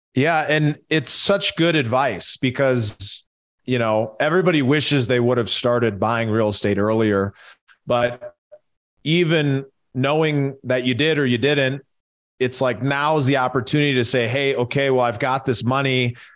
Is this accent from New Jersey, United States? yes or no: no; Minneapolis, Minnesota, United States; I grew up in Minneapolis, so, uh, huge hockey town